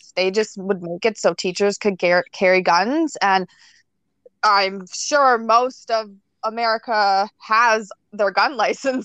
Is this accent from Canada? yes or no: yes; Nova Scotia, Canada; now in Ontario, Canada; I live in Ontario, and I grew up in Nova Scotia, and a lot of people in Nova Scotia didn't lock their doors